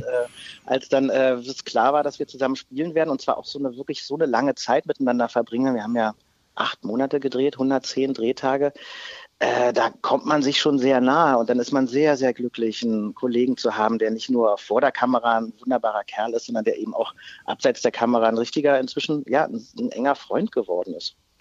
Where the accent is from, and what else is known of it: Berlin, Germany; born or raised there